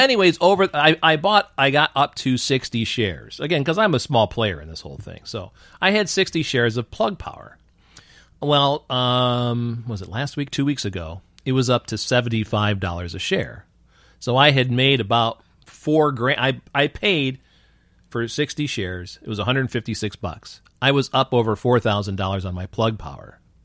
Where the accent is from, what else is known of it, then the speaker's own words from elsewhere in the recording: Newark, New York, United States; moved away; also born or lived in Rochester, New York; if I say Newark, New York, everybody thinks it's Newark, New Jersey. So I just say Rochester, New York